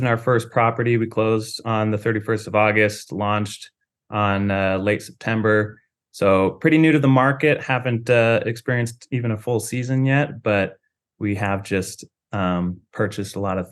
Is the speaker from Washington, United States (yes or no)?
yes; Seattle, Washington, United States; I'm from Seattle